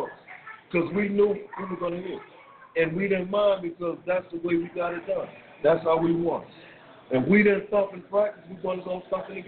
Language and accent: English; Miami, Florida, United States; also born or lived in New Jersey; now in Miami, United States; my hometown is Miami, Florida